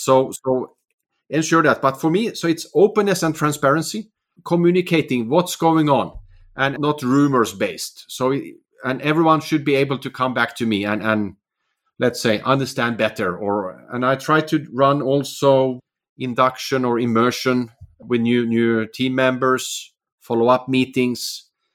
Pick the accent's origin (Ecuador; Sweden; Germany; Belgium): Sweden; also born or lived in Finland; now in Oslo, Norway; Finland, where I'm actually from, but I've also, I grew up in Sweden and living in Norway for many years.